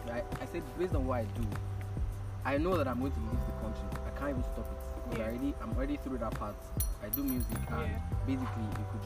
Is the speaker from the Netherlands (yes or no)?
no; Nigeria; also born or lived in Abuja, Nigeria; now in Ilorin, Nigeria; When we relocated from Abuja to Ilorin, I was like, God, why is this happening? But then I'm happy that I lived my years, I think 11 years now in Ilorin.